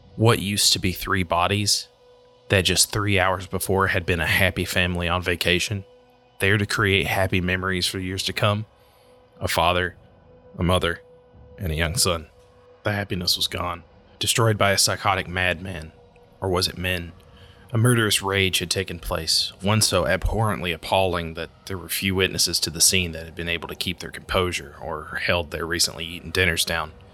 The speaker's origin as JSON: {"language": "English", "town": "Whitesburg", "region": "Kentucky", "country": "United States", "tie": "born or raised there", "said": "in my hometown of Whitesburg, Kentucky"}